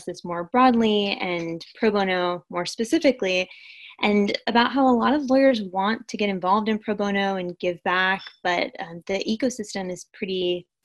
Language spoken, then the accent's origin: English; United States; I'm American, I speak English